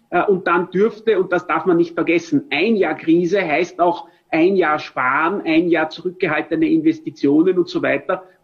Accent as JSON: {"language": "German", "region": "Vienna", "country": "Austria", "said": "zumindest als Wiener sage ich"}